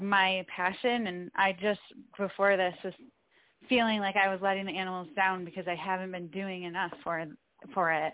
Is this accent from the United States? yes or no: yes; Syracuse, New York, United States; now in San Diego, United States; I'm originally from Syracuse, New York